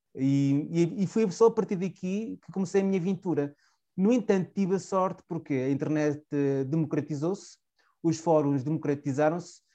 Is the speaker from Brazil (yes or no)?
no; Chaves, Trás-os-Montes, Portugal; accent: Transmontano; moved away as an adult; also born or lived in Porto; Eu sou transmontano, a minha pronúncia diz isso, sou de Chaves, de uma pequena cidade transmontana de 15 mil habitantes